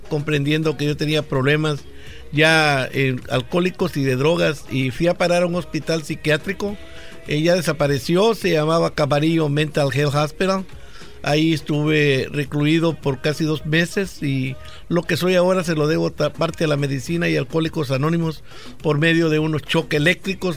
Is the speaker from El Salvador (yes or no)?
yes; El Salvador; moved away; Allá en mi país, El Salvador